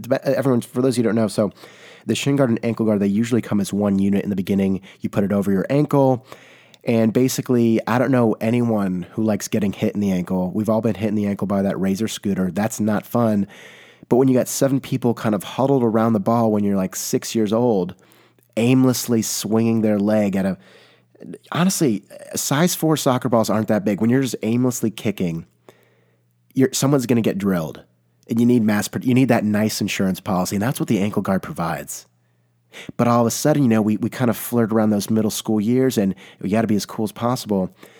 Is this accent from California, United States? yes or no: yes; California, United States; I can say that I'm from the Bay Area. Not many, you know, people can do that, but it's a hot commodity all of a sudden.